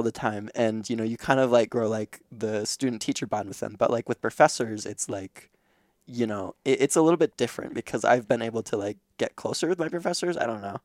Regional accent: Crofton, Nebraska, United States; I grew up in Crofton, kinda

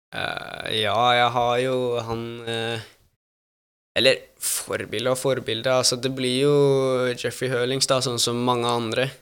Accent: Norway; now in Italy; jeg er norsk

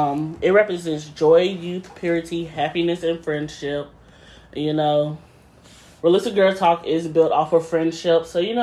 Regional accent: North Carolina, United States; I'm from North Carolina.

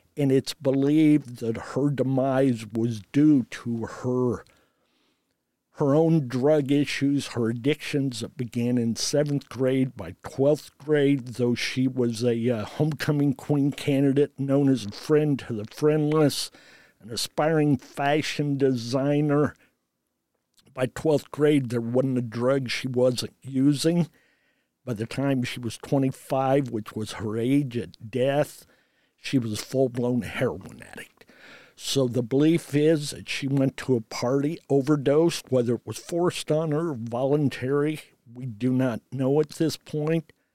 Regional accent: Redkey, Indiana, United States; also born or lived in Frankfurt, Germany; I am actually from Red Key, Indiana, a community

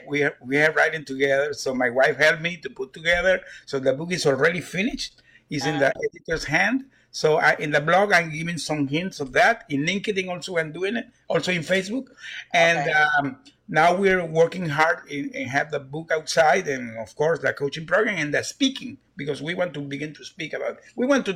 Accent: Houston, Texas, United States; One of them is from Louisiana, and the other five we are from Houston.

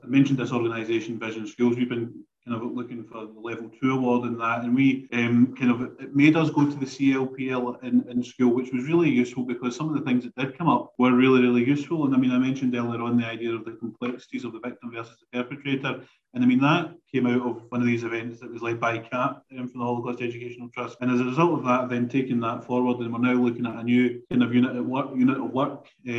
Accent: United Kingdom; as the British, we sometimes think of ourselves as very, you know, we weren't involved, we were morally right

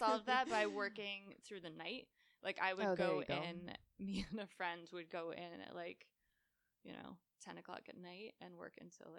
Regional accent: Connecticut, United States

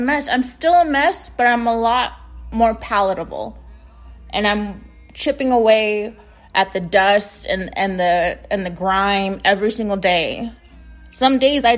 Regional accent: United States; I'm from the United States

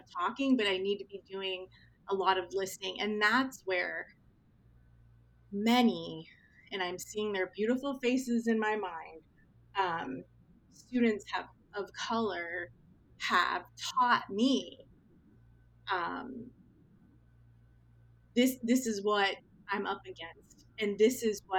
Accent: Northeast Ohio, United States; I grew up in Northeast Ohio, which is a steel mill town

